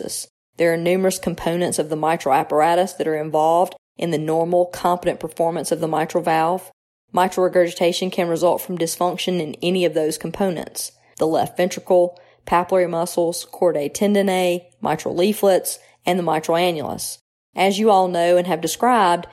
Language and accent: English; New Albany, Mississippi, United States; moved away as an adult; also born or lived in Tupelo, Mississippi / Cleveland, Ohio; now in Jackson, United States; I was born in Tupelo, the birthplace of …, and I grew up around New Albany